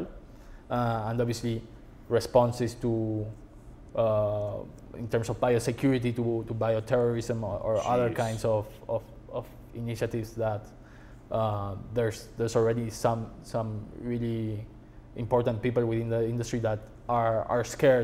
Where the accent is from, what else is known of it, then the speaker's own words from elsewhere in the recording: Buenos Aires, Argentina; moved away as an adult; now in United States; I was born in Argentina